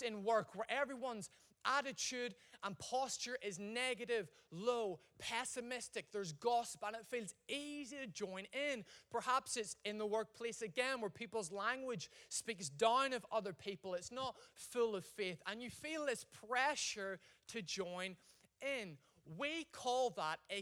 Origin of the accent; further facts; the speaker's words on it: Ireland; I'm Irish